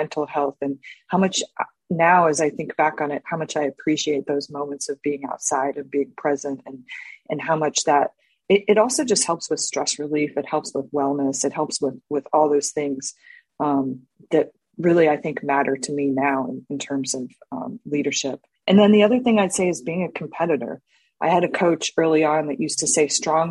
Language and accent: English; Orlando, Florida, United States; I grew up in Orlando, Florida.